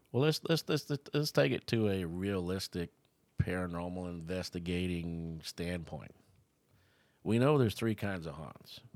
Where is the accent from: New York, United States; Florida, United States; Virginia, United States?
Florida, United States; I was born here in Florida